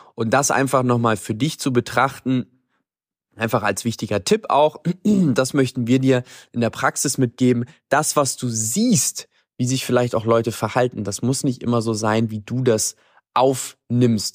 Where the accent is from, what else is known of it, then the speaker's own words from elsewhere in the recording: Germany; now in Paraguay; bei uns in Deutschland